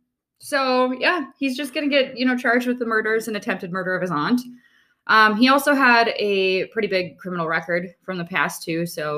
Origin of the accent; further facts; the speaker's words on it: North Dakota, United States; I am from North Dakota.